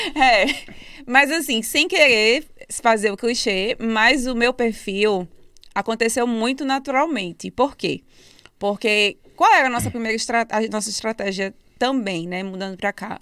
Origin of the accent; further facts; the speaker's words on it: Recife, Pernambuco, Brazil; moved away as an adult; also born or lived in Rio de Janeiro; now in Portugal; eu sou de Recife